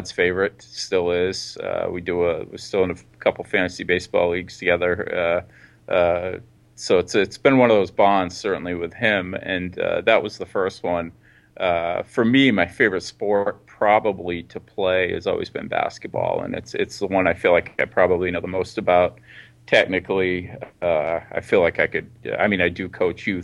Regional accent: Bath, Maine, United States; I grew up in up in Bath, Maine, which is probably 40, 45 minutes north of Portland

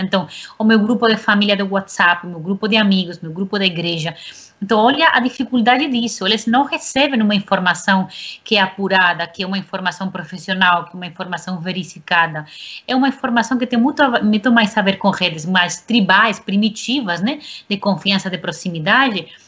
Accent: Spain; now in Brazil; eu sou espanhola, sempre tenho um pé na Espanha

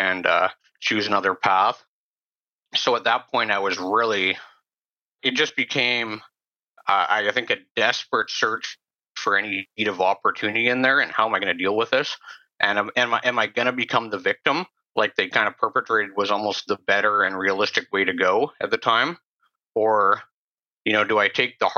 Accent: Sechelt, British Columbia, Canada; I grew up on the Sunshine Coast in Sea Shelton, typical middle-class family.

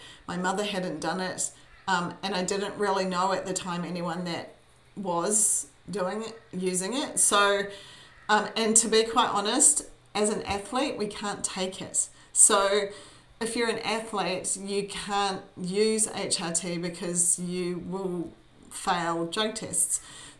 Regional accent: New Zealand; now in Brisbane, Australia; I am a Kiwi. I was born in New Zealand. I have lived more of my life here in sunny Brisbane, which is where I live with my husband

